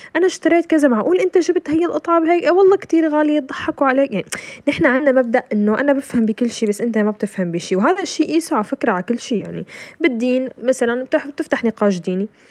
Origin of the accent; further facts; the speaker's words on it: Syria; نحن كسوريين